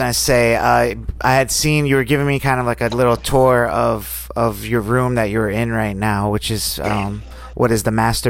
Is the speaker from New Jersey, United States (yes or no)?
no; New York, United States; moved away; I'm from New York, but it's like, I never get to go up there anymore, like to the city and stuff and visit.